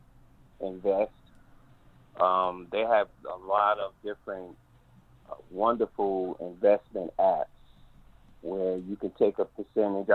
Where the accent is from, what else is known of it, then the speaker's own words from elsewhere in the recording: New York City, New York, United States; moved away as an adult; now in North Carolina, United States; I reside in North Carolina at this particular time, but I was born and raised in Brooklyn, New York